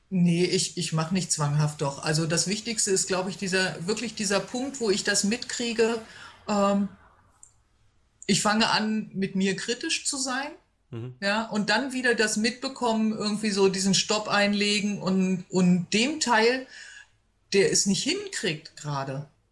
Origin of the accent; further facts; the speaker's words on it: Hanover, Lower Saxony, Germany; ich komme aus Hannover